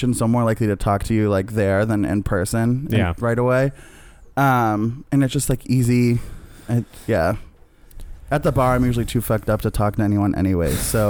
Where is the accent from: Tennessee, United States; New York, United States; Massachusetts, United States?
Massachusetts, United States; Medford; I'm from Medford, so I'm local.